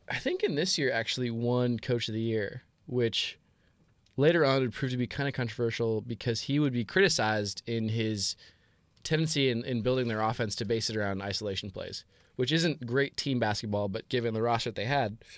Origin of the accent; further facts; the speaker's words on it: Seattle, Washington, United States; I was born in the Seattle area and grew up following the Sonics